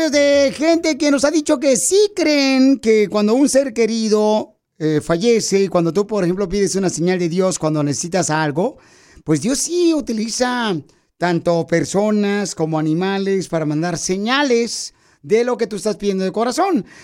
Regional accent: Mexico; now in Los Angeles, United States; Porque aquí venimos de México a Los Ángeles, Estados Unidos.

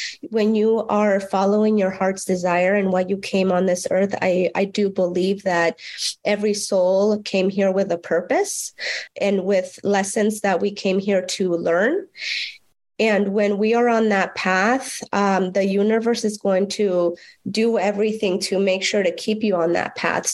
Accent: Mexico; moved away; growing up in Mexico, in a very rural, it was a ranch.

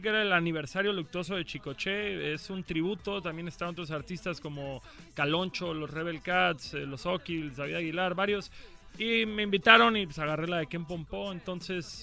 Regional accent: Cancún, Quintana Roo, Mexico; moved away as an adult; now in Mexico City, Mexico; Yo soy de Cancún, pero llevo viviendo en el DF como cuatro años ya

